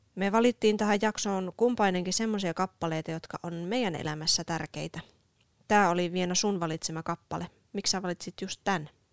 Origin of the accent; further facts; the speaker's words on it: Oulu, North Ostrobothnia, Finland; oululainen syntyjään ja myös nykyään